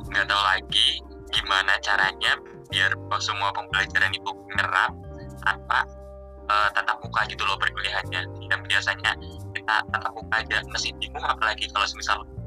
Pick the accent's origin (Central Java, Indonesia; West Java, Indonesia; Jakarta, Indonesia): Central Java, Indonesia; Banjarnegara; accent: Ngapak; dari Banjarnegara